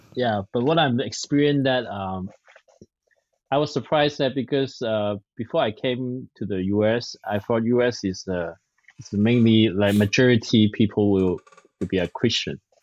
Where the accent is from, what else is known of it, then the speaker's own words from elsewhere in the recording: Hong Kong; English is a second language; now in San Francisco, United States; I'm from Hong Kong. I'm a Chinese. Yeah, I speak Cantonese.